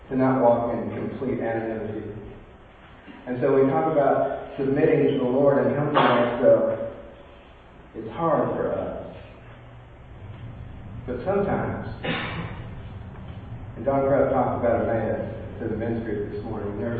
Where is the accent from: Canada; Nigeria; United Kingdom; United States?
United States; California; moved away; also born or lived in Bakersfield, California; I grew up in California, got, when I got sober in Yosemite, was about an hour and a half from where I live. I live in, Bakers, in the Bakersfield area of California.